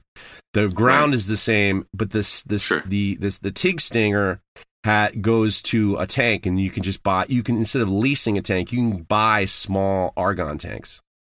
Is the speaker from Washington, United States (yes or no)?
no; Manhattan, New York, United States; I grew up in Manhattan. I didn't have to drive until I was in college.